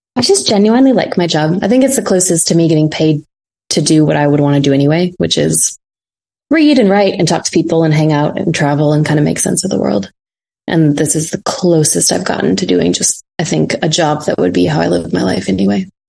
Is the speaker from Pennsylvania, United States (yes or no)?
no; Fargo, North Dakota, United States; now in New York, United States; I grew up in North Dakota